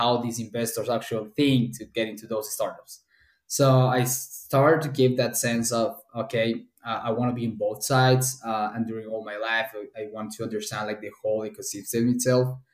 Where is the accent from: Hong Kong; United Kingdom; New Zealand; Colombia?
Colombia; moved away as an adult; also born or lived in Nantes, France / Boston, United States; now in New York City, United States; I'm from Colombia. I'm an industrial engineer back home